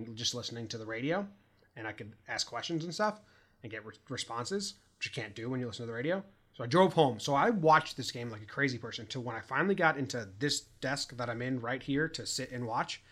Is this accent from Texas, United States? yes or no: no; Connecticut, United States; now in California, United States; We're from Connecticut, high school friends